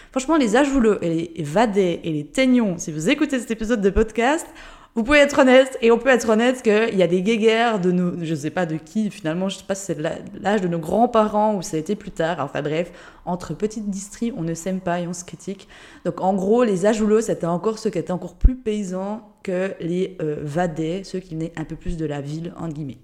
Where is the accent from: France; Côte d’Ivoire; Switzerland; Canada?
Switzerland; Jura; moved away as an adult; also born or lived in Geneva; now in Lisbon, Portugal; De base, je viens de Suisse, du Jura, dans une toute petite région